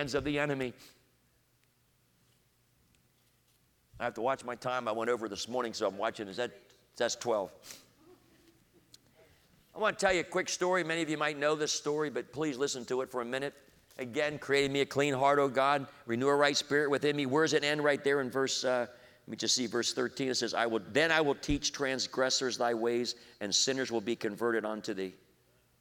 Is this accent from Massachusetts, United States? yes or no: no; Coatesville, Pennsylvania, United States; I grew up in Coatesville and fell in love with the African-American community